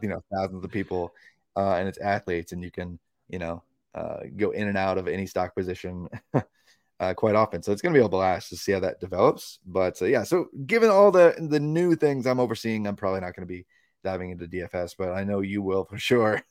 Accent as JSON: {"language": "English", "region": "Tennessee", "country": "United States", "tie": "born or raised there", "said": "my home state of Tennessee"}